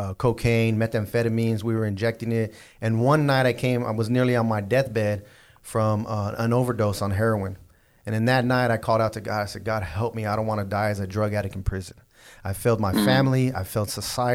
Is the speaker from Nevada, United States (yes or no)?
no; Southern California, United States; I was from Southern California